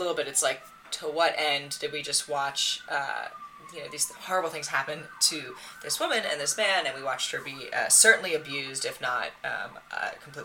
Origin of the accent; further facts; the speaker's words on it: Massachusetts, United States; I grew up in Massachusetts